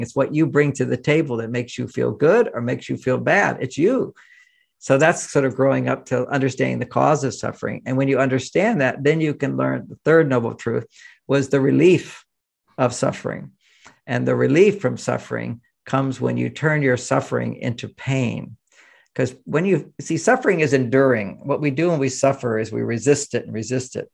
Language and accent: English; Houston, Texas, United States; I grew up in Houston, Texas